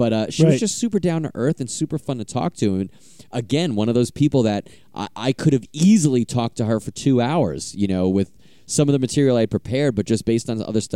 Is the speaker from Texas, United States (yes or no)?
no; New York, United States; I'm from New York